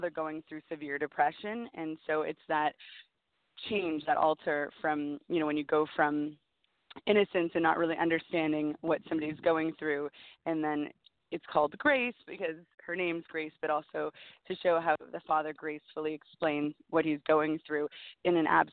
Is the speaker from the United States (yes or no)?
no; Canada; I'm Canadian